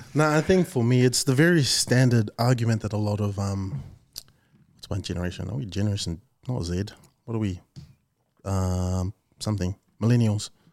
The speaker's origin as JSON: {"language": "English", "country": "New Zealand", "tie": "born or raised there", "said": "being Samoan, born in New Zealand"}